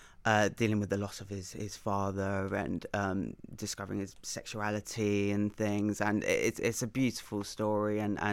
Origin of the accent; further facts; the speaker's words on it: Ireland; Of course, as an Irishman, I can't not